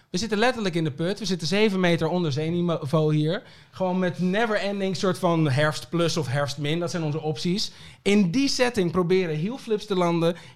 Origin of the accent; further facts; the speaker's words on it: Aruba; born there; geboren, toch?